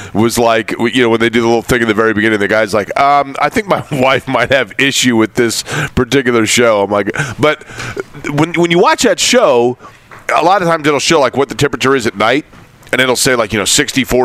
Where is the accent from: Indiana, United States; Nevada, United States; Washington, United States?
Indiana, United States; I grew up in Bob Knight's Indiana, and Indiana was my team